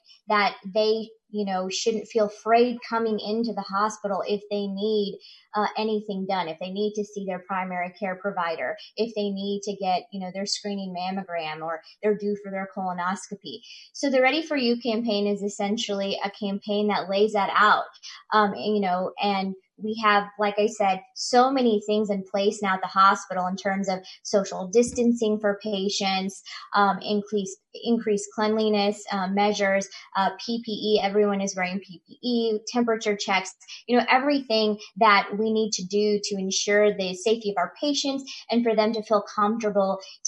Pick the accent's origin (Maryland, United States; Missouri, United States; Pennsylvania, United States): Missouri, United States; Chillicothe; moved away; I'm originally from Chillicothe, Missouri